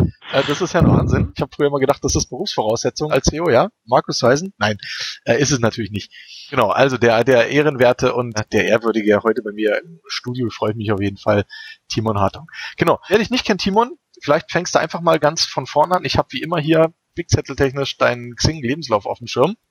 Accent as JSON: {"language": "German", "region": "Berlin", "country": "Germany", "moved": "as an adult", "lives_now": "Munich, Germany", "said": "ich komme ja aus Berlin, also ich wohne ja auch erst seit sechs Jahren hier in München."}